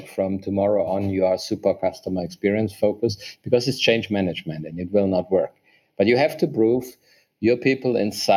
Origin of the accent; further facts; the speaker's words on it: Germany; moved away as an adult; now in Vietnam; I'm originally from Germany. Since 8 years, I'm in Vietnam